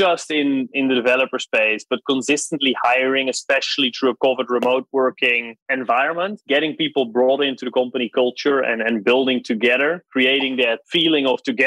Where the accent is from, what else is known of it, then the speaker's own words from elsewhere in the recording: Netherlands; moved away; I grew up in the Netherlands